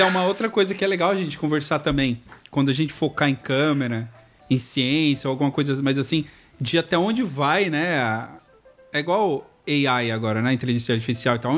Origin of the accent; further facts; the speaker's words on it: São Paulo, Brazil; moved away; Eu vim de São Paulo